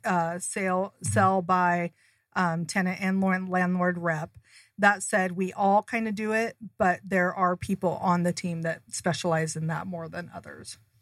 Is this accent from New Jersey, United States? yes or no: no; Seattle, Washington, United States; moved away as an adult; now in Arizona, United States; I'm originally from Seattle. I grew up there, had my kids there